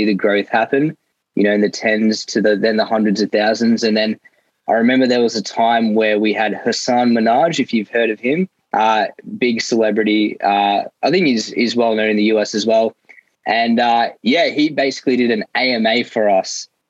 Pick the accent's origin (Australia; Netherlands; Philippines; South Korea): Australia; accent: Australian; I had this accent. As you can probably tell, I'm not American. I'm Australian. But I don't sound Sri Lankan, which is where my parents are from.